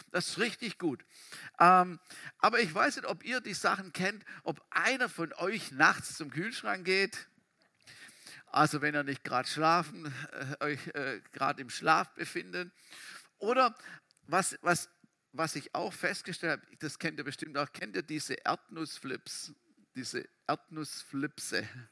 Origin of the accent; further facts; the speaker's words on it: Germany; wir Deutsche